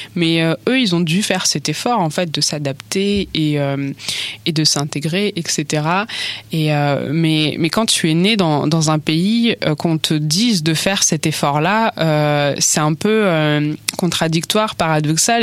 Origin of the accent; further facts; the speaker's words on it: France; en tant que française, personne qui est née en fait en France, qui a grandi en, en France